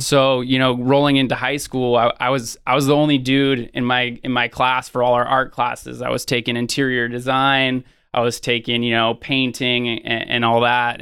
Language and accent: English; Sonoma County, Northern California, United States; born and raised in Northern California in Sonoma County